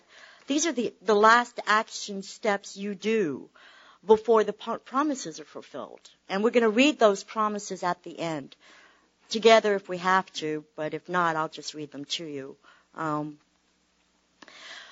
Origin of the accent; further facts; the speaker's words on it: Tampa, Florida, United States; I was born in Tampa, raised in Tampa